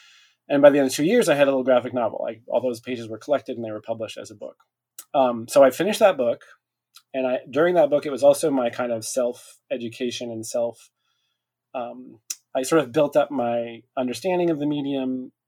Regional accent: California, United States; also born or lived in Montana, United States; I grew up on the West Coast in California. I grew till the age of 10 in Montana, and then junior high and high school was in California in the Bay Area.

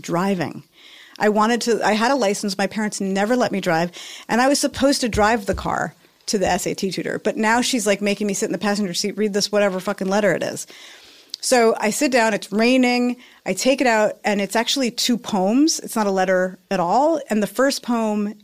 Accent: New York City, New York, United States; moved away; I'm from New York City

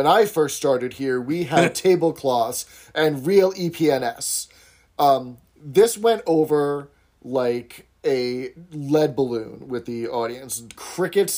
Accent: New York City, New York, United States; I grew up in New York City

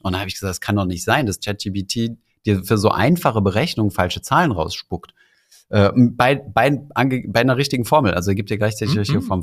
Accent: Germany; als Deutsche

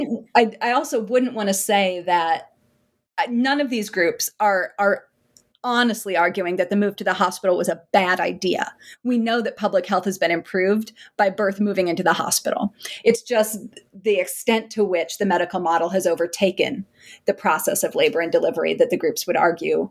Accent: South Dakota, United States; And actually, so I'm from South Dakota and can't believe that I got to do some of my research around my hometown with people who I've known for decades.

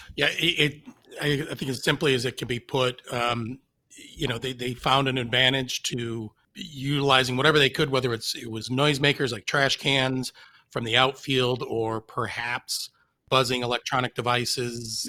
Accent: Detroit, Michigan, United States; I grew up in Detroit, and um, am a lifelong and many years suffering Tigers fan

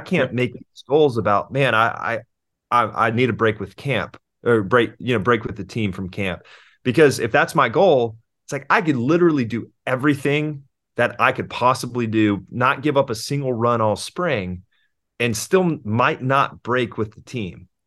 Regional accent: Houston, Texas, United States; moved away; also born or lived in California; I was born in Houston and I lived there until two thousand three when we moved to California for my dad's job

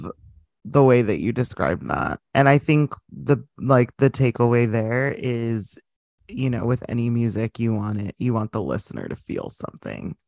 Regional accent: United States; as an American

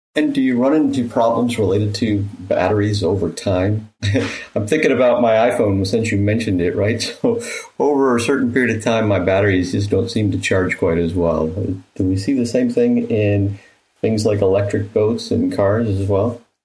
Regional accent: Michigan, United States; I grew up in in Michigan

